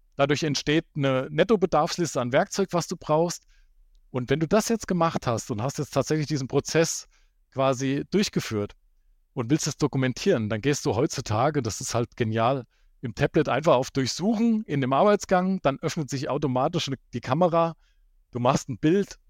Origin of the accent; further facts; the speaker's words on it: Hesse, Germany; also born or lived in Baden-Württemberg; Fünf Jahre habe ich dann in Hessen, wo ich herkomme, ähm, als Anwendungstechniker gearbeitet